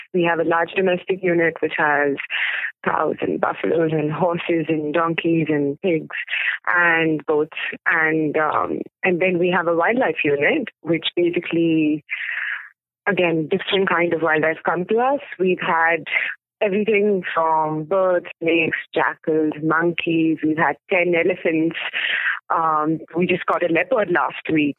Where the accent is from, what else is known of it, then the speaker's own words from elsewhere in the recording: Mumbai, Maharashtra, India; also born or lived in Pune; I'm actually originally from Mumbai, born, brought up there